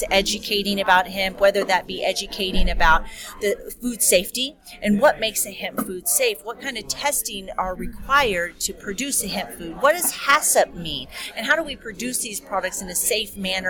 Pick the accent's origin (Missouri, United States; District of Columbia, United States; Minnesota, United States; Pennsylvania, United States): Missouri, United States; Joplin; moved away as an adult; now in Canada; I'm from Joplin, Missouri originally. I've now been in Canada going on 18 years